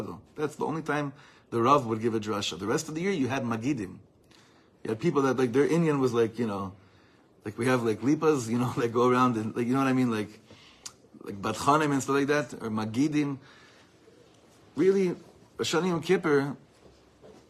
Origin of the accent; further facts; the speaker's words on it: Los Angeles, California, United States; also born or lived in East Coast, United States; growing up in Los Angeles, before that in the East Coast.